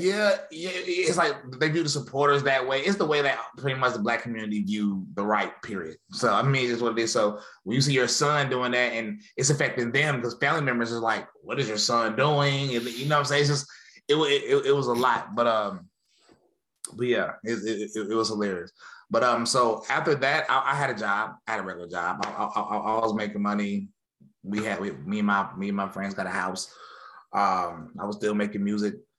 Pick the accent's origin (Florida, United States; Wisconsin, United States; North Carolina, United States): North Carolina, United States; High Point; born or raised there; moved away as an adult; now in Murfreesboro, United States